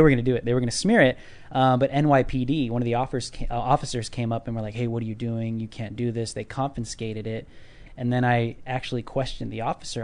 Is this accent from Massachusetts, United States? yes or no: no; California, United States; I'm from California.